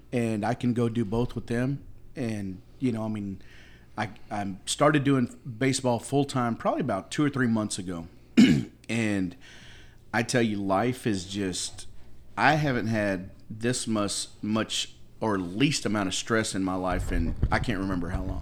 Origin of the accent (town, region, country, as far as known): United States